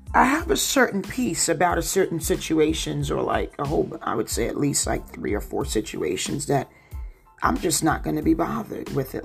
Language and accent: English; New Jersey, United States; accent: Jersey; with my Jersey accent